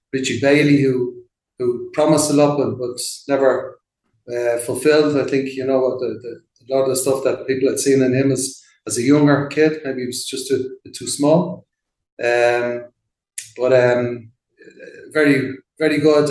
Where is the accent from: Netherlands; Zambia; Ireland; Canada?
Ireland; Dublin, Leinster; moved away as an adult; also born or lived in London; now in Mexico; I'm from Ballyfermot originally, just like Jonathan Roach